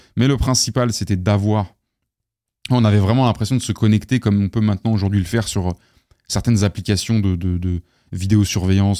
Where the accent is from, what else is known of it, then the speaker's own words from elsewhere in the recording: Paris, Île-de-France, France; je viens du, du quinzième sud-ouest, donc, euh, euh, vers Ballard